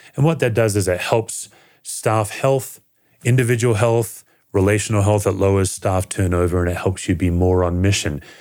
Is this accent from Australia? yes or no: yes; Perth, Western Australia, Australia; now in United States; I was born in Western Australia in a city called Perth, the most isolated city in the world, and I grew up and was raised in a secular family